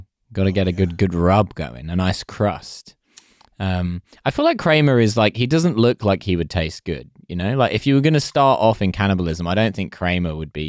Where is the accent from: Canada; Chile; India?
Canada; now in London, United Kingdom; as a Canadian living in London, Iceland is not a place you should be going.